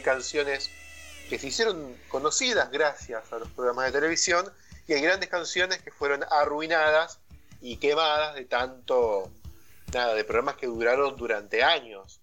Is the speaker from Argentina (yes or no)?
yes; Argentina; nosotros somos argentinos y tenemos promedio de edad, cuarenta y pico de años